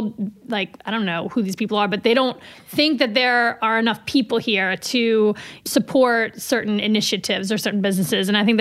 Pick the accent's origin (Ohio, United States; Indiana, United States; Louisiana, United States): Louisiana, United States; New Orleans; now in Albany, United States; I'm originally from New Orleans